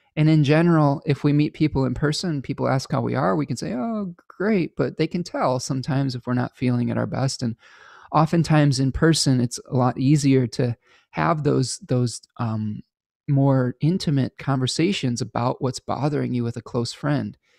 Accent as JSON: {"language": "English", "country": "United States", "said": "to become multilingual as an American"}